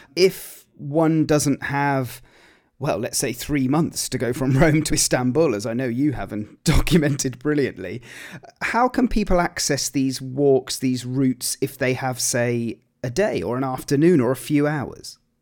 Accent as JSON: {"language": "English", "area": "Gloucestershire", "region": "South West England", "country": "United Kingdom", "tie": "born or raised there", "said": "I grew up in Gloucestershire"}